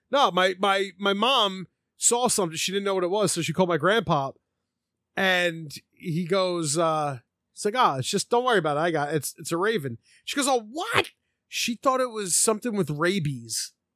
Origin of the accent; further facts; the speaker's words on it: Philadelphia, Pennsylvania, United States; growing up in Philly